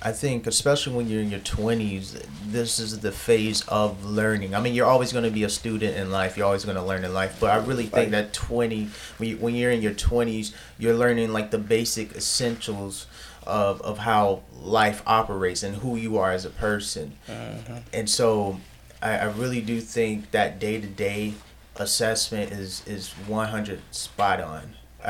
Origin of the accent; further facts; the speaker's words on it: Michigan, United States; I had no accent. I'm from Michigan